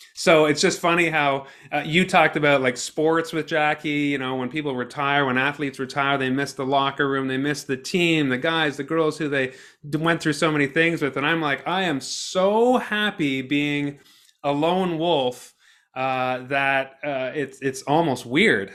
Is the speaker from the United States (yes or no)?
no; Ottawa, Ontario, Canada; I grew up in Ottawa